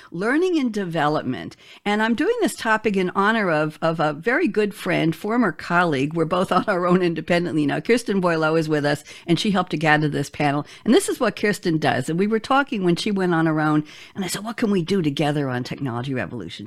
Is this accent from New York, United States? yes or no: yes; New York City, New York, United States; I grew up in Queens, New York